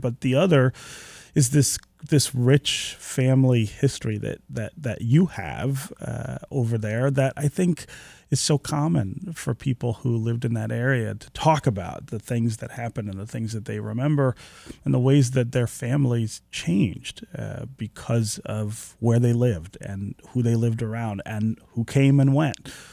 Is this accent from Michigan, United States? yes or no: yes; Detroit, Michigan, United States; you and I are growing up in Detroit in the seventies and eighties